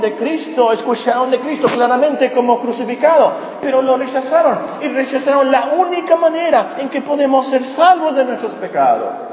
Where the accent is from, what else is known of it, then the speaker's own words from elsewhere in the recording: Mexico; nosotros como mexicanos celebramos la Santa, perdón, la Semana Santa